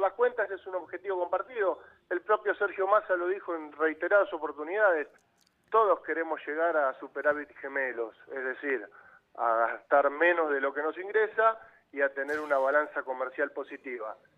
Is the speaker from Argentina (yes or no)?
yes; San Isidro, Buenos Aires Province, Argentina; yo soy de San Isidro